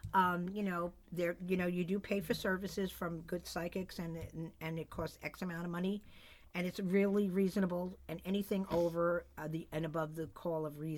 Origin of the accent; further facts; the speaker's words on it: East Coast, United States; now in West Coast, United States; I am originally from the East Coast.